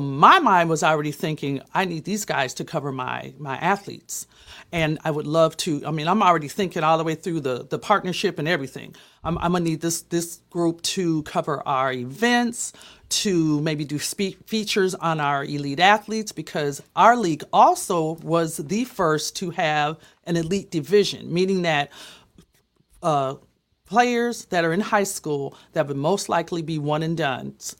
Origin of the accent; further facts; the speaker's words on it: Minneapolis, Minnesota, United States; I'm from Minneapolis